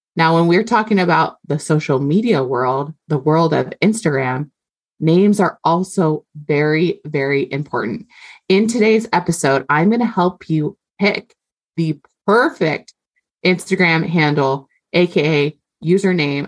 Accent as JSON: {"language": "English", "region": "Hawaii", "country": "United States", "said": "I'm Hawaiian"}